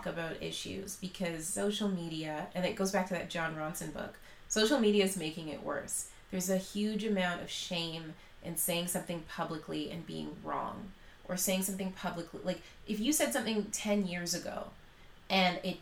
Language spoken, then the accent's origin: English; Canada; As a Canadian, Canadian woman